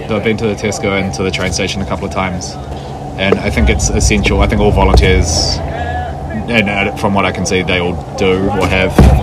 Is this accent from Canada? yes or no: no; Wellington, New Zealand; I'm from Wellington, New Zealand.